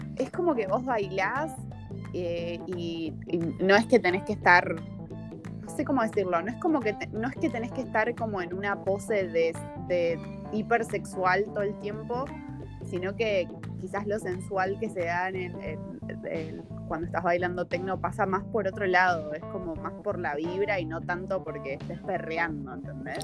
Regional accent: Argentina; moved away as an adult; now in Berlin, Germany; en Argentina no es tan así pero porque no somos tan, tan perreadores

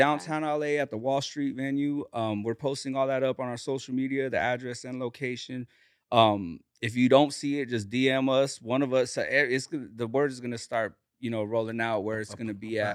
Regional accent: Bakersfield, California, United States; I grew up, uh, in the east side of Bakersfield

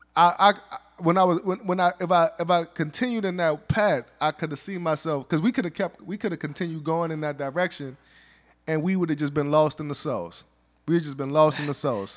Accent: the South, United States; I'm from the South. We all kinda got com, conservative Republican values. That's just being growing up in the South

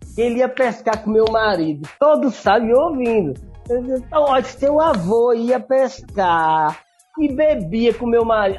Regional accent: Bahia, Brazil; moved away; Eu sou da Bahia

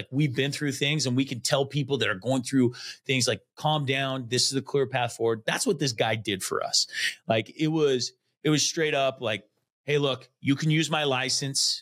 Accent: Connell, Washington, United States; I grew up in Connell.

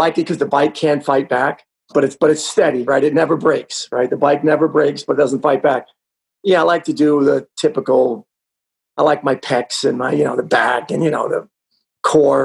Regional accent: Wantagh, New York, United States; I grew up on Long Island, New York, a wonderful little town called Wantagh

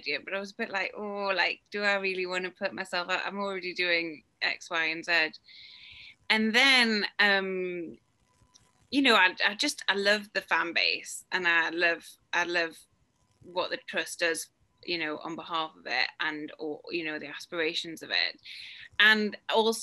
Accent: Newcastle upon Tyne, North East England, United Kingdom; I'm from Newcastle, have a geographic link to the club.

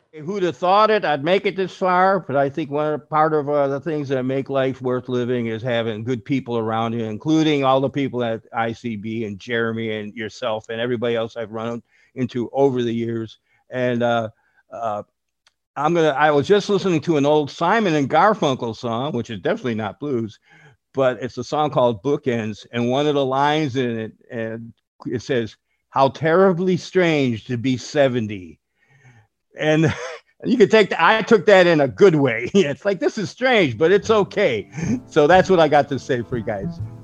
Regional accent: Chicago, Illinois, United States; I'm originally from Chicago. Uh, I just turned 70 years old the other day. So I grew up in Chicago

